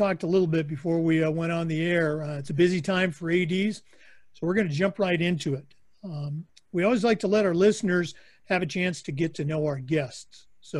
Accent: Oregon, United States; moved away; my home state, Oregon

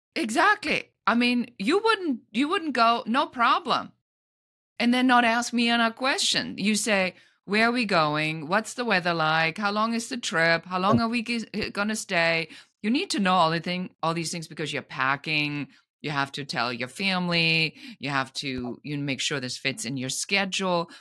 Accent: Germany; now in Los Angeles, United States; I'm an immigrant from Germany living in Los Angeles

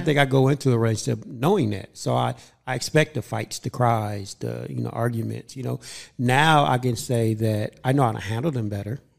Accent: Los Angeles, California, United States; I grew up in South Central

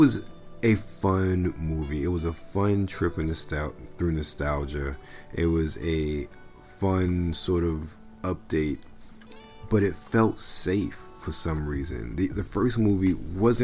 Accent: Maryland, United States; moved away; I'm from Maryland originally

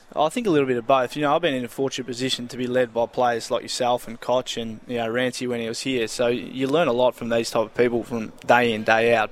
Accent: Preston, Victoria, Australia; growing up in Preston.

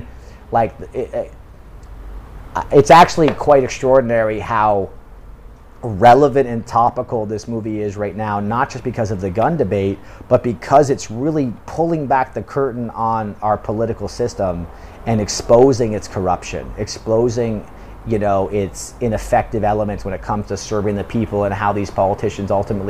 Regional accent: United Kingdom; now in South Korea; But I'm British and I'm living in South Korea

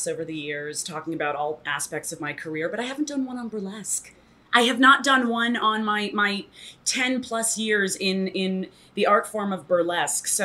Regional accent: Toronto, Ontario, Canada; moved away as an adult; now in New York, United States; I moved to New York when I was 18 from Toronto

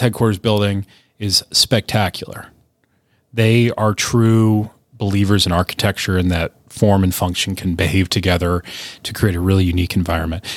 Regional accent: United States; as an American

